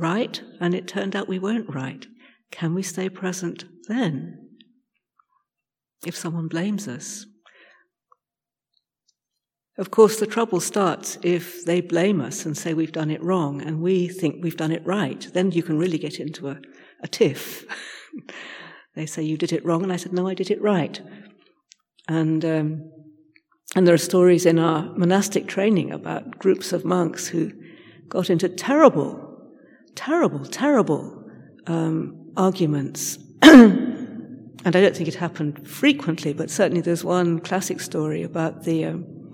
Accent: United Kingdom; I'm British

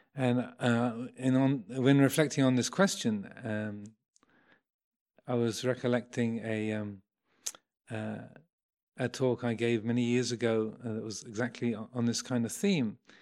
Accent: Kent, South East England, United Kingdom; also born or lived in London; I was born in Kent, nineteen fifty-six

